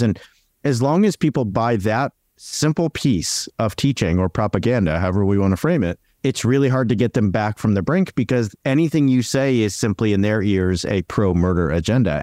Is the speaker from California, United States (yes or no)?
yes; Southern California, United States; I'm from Southern California